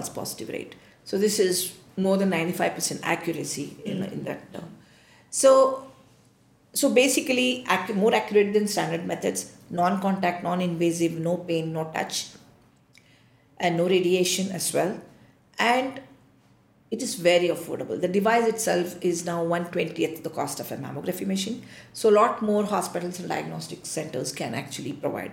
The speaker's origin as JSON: {"language": "English", "country": "India", "said": "I feel very proud as an Indian."}